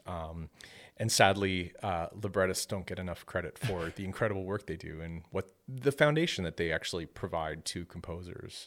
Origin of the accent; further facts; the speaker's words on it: Penetanguishene, Ontario, Canada; moved away as an adult; also born or lived in Midland, Ontario / Lafontaine, Ontario; now in Oakville, Canada; I come from a small community uh, in Ontario and lived there all of my life. This was this was a, a little community called Penetanguishene